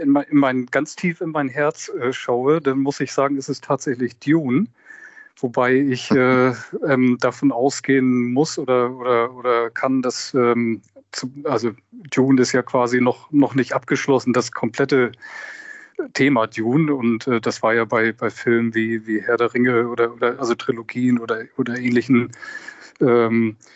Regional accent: Hamburg, Germany; born there; Ja, und erinnert mich sehr an meine Kindheit. Ich bin auch in Hamburg geboren.

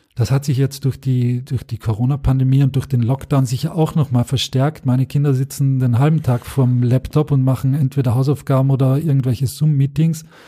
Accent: Austria; das kann ich auch als Österreicher sagen

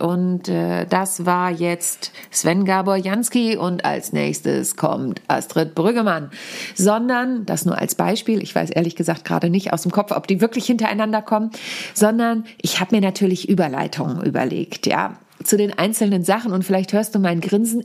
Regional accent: Wahrenholz, Lower Saxony, Germany; in meinem Heimatdorf in Warenholz, mitten in der Lüneburger Südheide

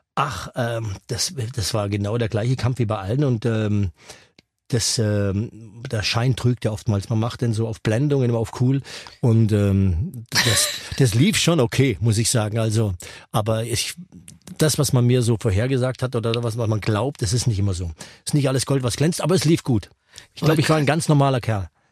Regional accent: Lake Constance, Baden-Württemberg, Germany; bei uns am Bodensee, das war, muss man sich so ein kleines Dörfchen vorstellen

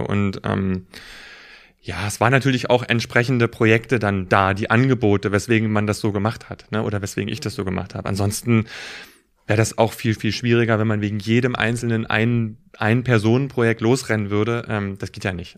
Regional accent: Berlin, Germany; Also ich bin ähm, ähm, auf der Ostseite groß geworden

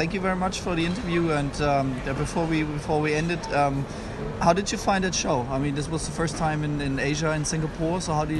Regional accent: Germany; as you know, I'm from Germany, so European lawyer, German lawyer.

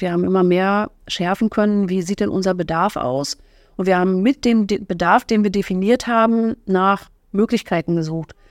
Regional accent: Fürstenwalde, Brandenburg, Germany; moved away as an adult; also born or lived in Bad Saarow; now in Oranienburg, Germany; in Bad Sau geboren und schon immer in Fürstenwalde, also fast schon immer da geboren

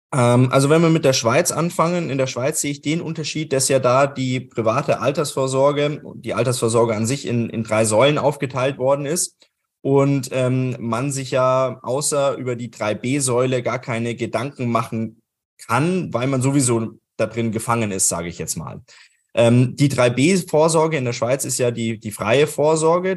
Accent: Germany; wir das in Deutschland oder in Österreich gemacht haben

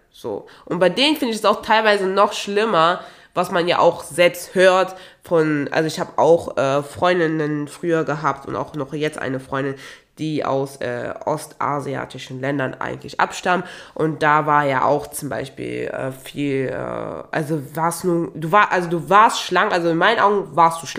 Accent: Togo; ich komme ja auch ursprünglich aus Togo und in Togo und auch in Nachbarländern wie in Ghana, Benin und Nigeria

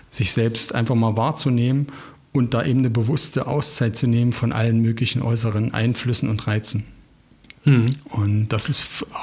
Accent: Ilsenburg, Saxony-Anhalt, Germany; du weißt, ich komme ja, oder wir kommen ja beide auch, meine Frau, wir kommen beide aus dem Harz. Und wenn wir dann in dem Ort sind, wo ich geboren bzw. aufgewachsen bin, im kleinen Ilsenburg, dann fahre ich immer eine Ortsrunde.

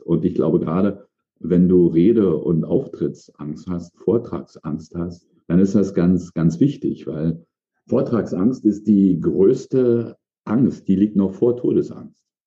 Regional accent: East Germany, Germany; moved away as an adult; Ich komm, also sozialisiert im, im Osten, damals in der ehemaligen DDR

